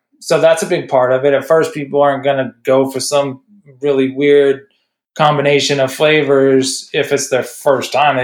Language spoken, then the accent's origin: English; Midwest, United States; moved away; I'm from the Midwest